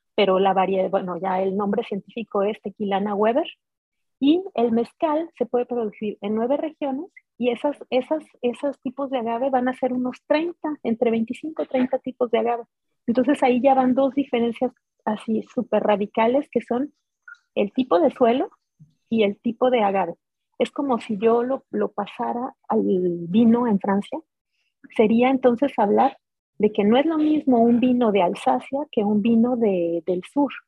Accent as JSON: {"language": "Spanish", "town": "Guadalajara", "region": "Jalisco", "country": "Mexico", "tie": "born or raised there", "moved": "as an adult", "said": "yo vengo de Jalisco, de Guadalajara"}